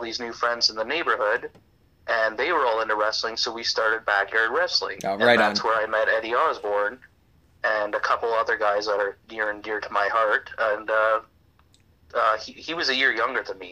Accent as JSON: {"language": "English", "town": "Campbell River", "region": "British Columbia", "country": "Canada", "tie": "born or raised there", "said": "I grew up, this young Cuban kid, I grew up in Campbell River, British Columbia"}